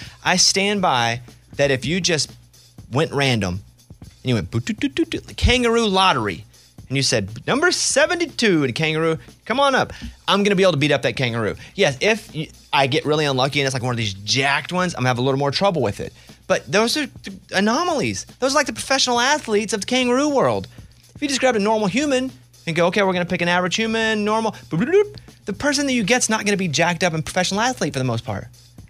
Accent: Mountain Pine, Arkansas, United States; No, but that's how I play. I grew up in Mountain Pine, Arkansas.

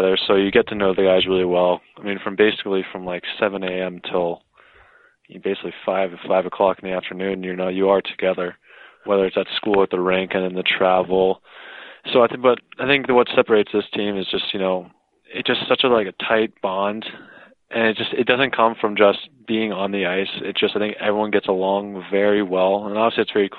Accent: Darien, Connecticut, United States; I'm from Darien, Connecticut

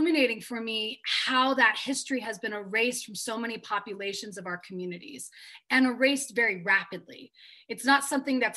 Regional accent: Denver, Colorado, United States; where I grew up in Denver

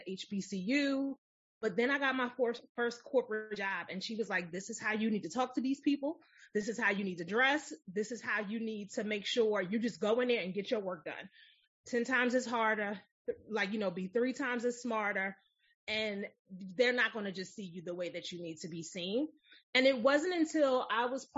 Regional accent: Philadelphia, Pennsylvania, United States; So I grew up in West Philly. And if you've never been to Philadelphia, it is a very urban city

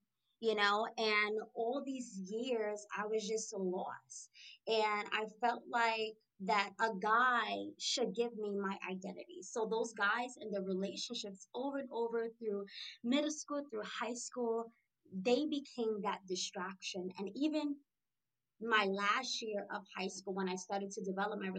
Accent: New York City, New York, United States; moved away as an adult; now in Shreveport, United States; I'm born and raised in Brooklyn, New York. I'm currently residing and living in Shreveport, Louisiana

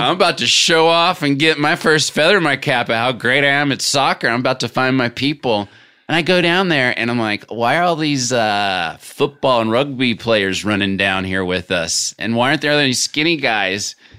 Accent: Little Rock, Arkansas, United States; moved away; growing up in Little Rock

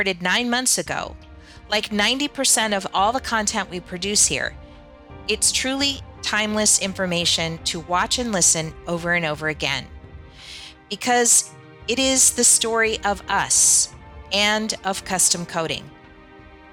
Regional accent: Lahaina, Hawaii, United States; my hometown of Lahaina

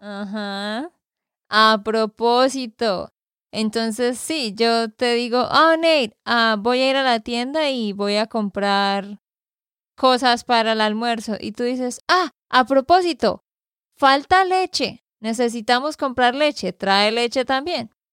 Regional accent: Santander, Colombia; de Santander, Colombia

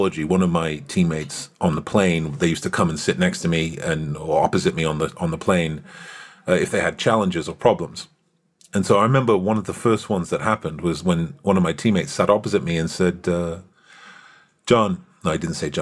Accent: United Kingdom; moved away; I'm British

